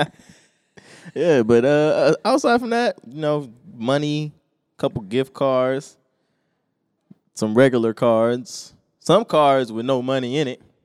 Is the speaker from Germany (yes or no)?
no; United States